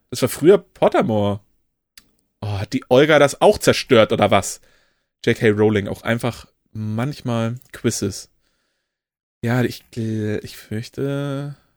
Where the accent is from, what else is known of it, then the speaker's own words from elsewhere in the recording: Kiel, Schleswig-Holstein, Germany; gebürtiger Kieler oder Kiel-Regioner